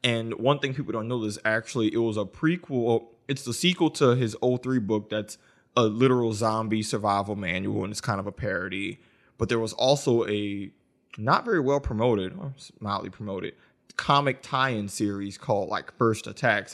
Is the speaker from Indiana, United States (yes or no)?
no; New Orleans, Louisiana, United States; I'm from New Orleans. Katrina happened in oh five a year before. So, when the Wii came out, we were living in the FEMA trailer.